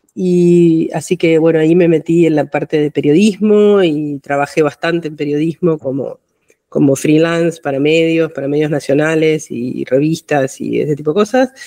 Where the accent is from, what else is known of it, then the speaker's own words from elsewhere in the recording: Buenos Aires, Argentina; Nací en Buenos Aires, en Cava, hoy Cava.